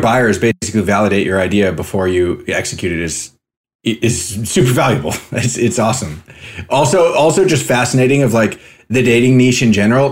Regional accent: California, United States; moved away; also born or lived in Spain; I was a kid from California

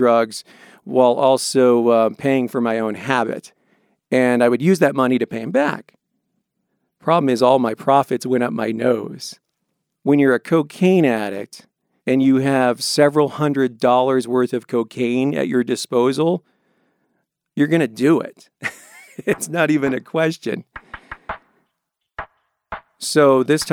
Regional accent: Longmont, Colorado, United States; I grew up in Longmont, Colorado

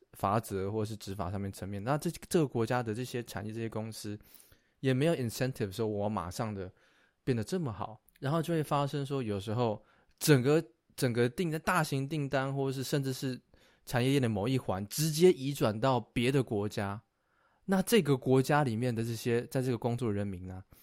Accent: Taiwan; 我们的家乡台湾

